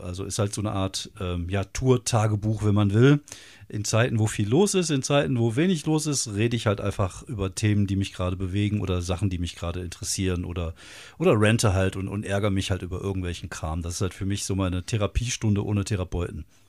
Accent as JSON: {"language": "German", "town": "Wuppertal", "region": "North Rhine-Westphalia", "country": "Germany", "said": "Ich komme aus Wuppertal"}